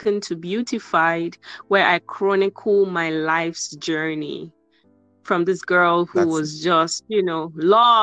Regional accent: Nigeria; I'm from Nigeria

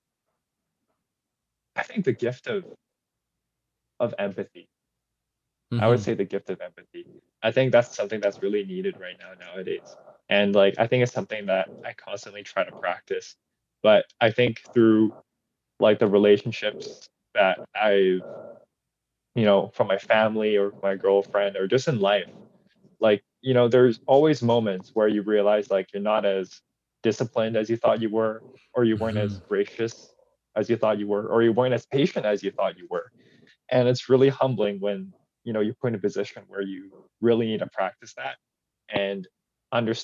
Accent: Richmond, British Columbia, Canada; now in Burnaby, Canada; born and raised in Richmond

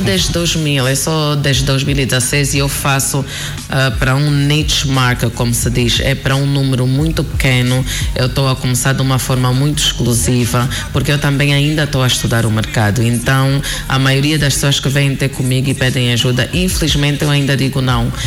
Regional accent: Angola; eu que falo português, eu que sou angolana

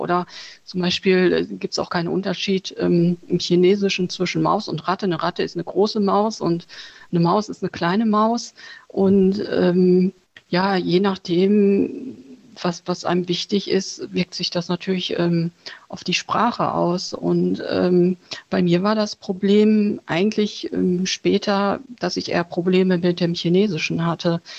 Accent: Germany; born or raised there; also born or lived in Vietnam

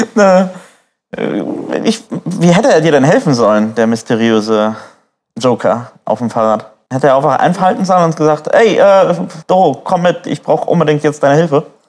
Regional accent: Neumünster, Schleswig-Holstein, Germany; Tungdorfer Straße, Ecke Ilsal, äh, bin ich aufgewachsen in Neumünster

